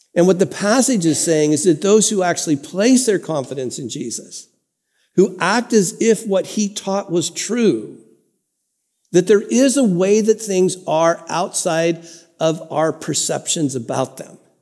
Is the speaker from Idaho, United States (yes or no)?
no; Santa Ana, California, United States; I grew up in First United Methodist Church in Santa Ana, California